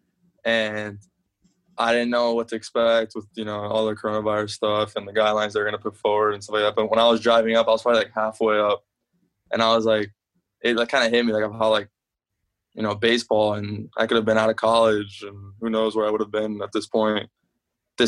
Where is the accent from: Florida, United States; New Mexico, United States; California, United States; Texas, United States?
Florida, United States; South; moved away; when I go back home, I'm from South Florida